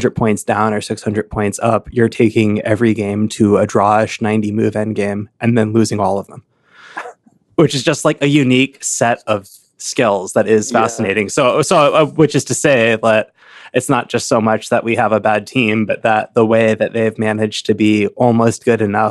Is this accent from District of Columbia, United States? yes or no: no; Chapel Hill, North Carolina, United States; also born or lived in Chicago; now in Lincoln, Nebraska, United States; I grew up in Chapel Hill, North Carolina, which was a college town where the main university was